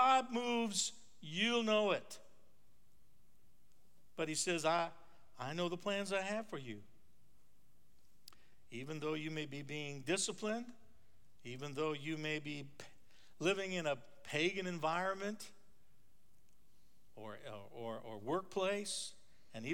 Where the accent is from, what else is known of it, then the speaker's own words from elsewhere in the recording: North Dakota, United States; When I was a kid growing up in North Dakota on a farm